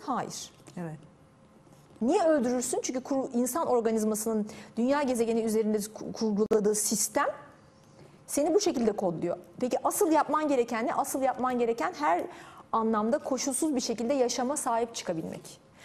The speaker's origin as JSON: {"language": "Turkish", "country": "Turkey", "said": "ben bir Türk'üm"}